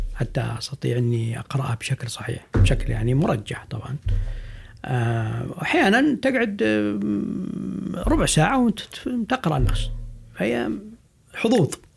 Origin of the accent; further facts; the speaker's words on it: Saudi Arabia; عندنا في السعودية